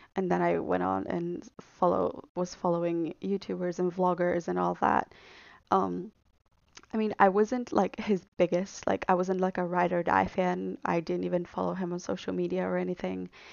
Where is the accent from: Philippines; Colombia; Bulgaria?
Bulgaria; moved away as an adult; also born or lived in London; I am from Bulgaria. but I do split my time between Sofia and London 'cause that's where I go to school